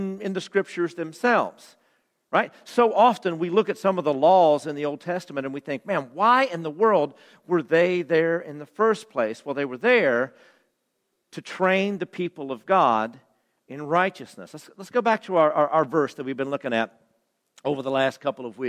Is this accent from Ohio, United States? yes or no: no; West Virginia, United States; in my home state